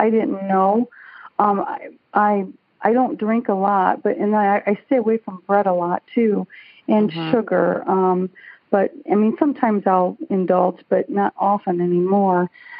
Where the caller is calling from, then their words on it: Auburn Hills, Michigan, United States; calling from Auburn Hills, Michigan.